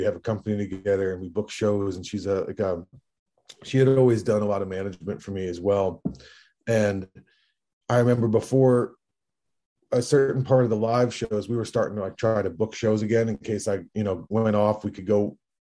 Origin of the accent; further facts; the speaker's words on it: Hudson Valley, upstate New York, United States; moved away; the Hudson Valley, like my hometown in upstate New York.